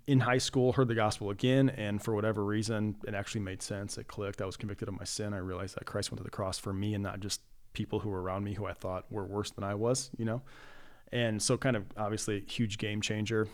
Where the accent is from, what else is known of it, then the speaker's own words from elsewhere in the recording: Cedar Falls, Iowa, United States; my wife and I grew up in Cedar Falls. So after forty years living there, we are in the process of making the move down to Cedar Rapids